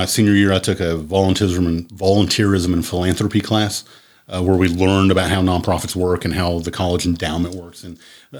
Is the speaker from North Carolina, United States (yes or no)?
no; Berea, Kentucky, United States; In the 80s, when I was growing up, I'm from Berea as well. I grew up here.